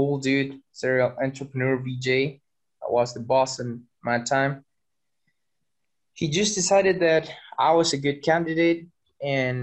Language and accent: English; Chile; moved away as an adult; now in Berlin, Germany; I'm from Chile, South America